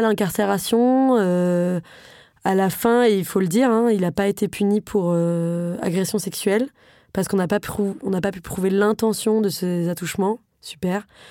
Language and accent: French; Paris, Île-de-France, France; J'ai grandi à Paris, j'ai fait des études euh, très privilégié